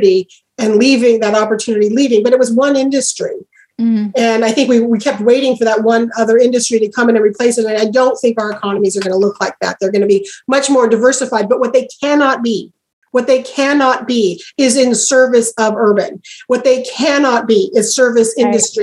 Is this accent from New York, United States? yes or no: no; Oregon, United States; I'm from Oregon.